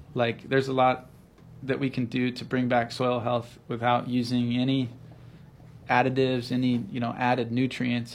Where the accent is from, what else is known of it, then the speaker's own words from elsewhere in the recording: the Northwest, Pacific Northwest, United States; also born or lived in Seattle; I grew up in the Northwest and had a lot of Hawaii connections and relatives here